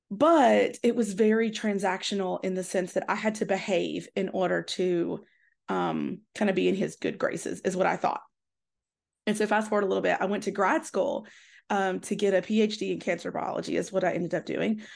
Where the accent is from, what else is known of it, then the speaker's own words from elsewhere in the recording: Tennessee, United States; I grew up in the South and in Tennessee